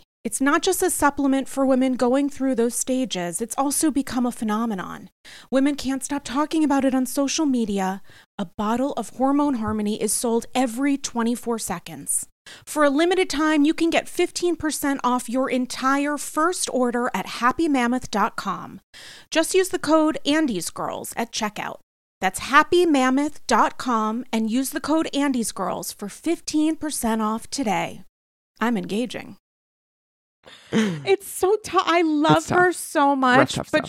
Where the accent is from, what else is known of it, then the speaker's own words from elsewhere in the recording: Rhode Island, United States; when I think suburban, I sort of think like my hometown in Rhode Island, like, you know, houses and stuff and like people not really necessarily talking to each other.